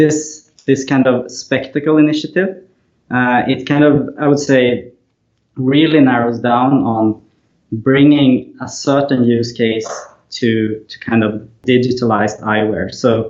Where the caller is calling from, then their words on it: Malmö, Skåne, Sweden; So I'm in Malmö, Sweden, which is on the southern part, very close to Copenhagen